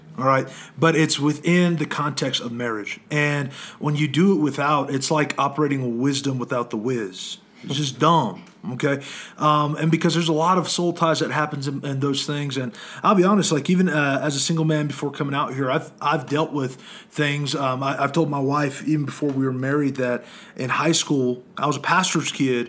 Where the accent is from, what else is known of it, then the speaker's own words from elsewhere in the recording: Arizona, United States; I'm from Arizona